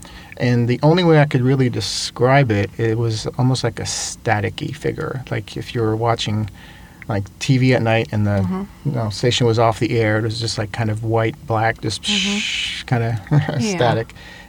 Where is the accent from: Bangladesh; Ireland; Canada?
Canada; Montreal, Quebec; first language French; English is a second language; I'm originally from Montreal, Canada.